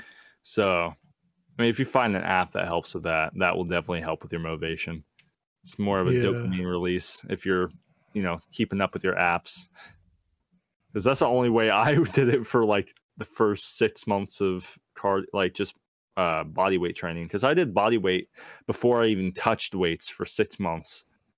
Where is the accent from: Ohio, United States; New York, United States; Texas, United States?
Texas, United States; And the thing is, I'm from Texas, so I've had an accent, you can hear it when I say accent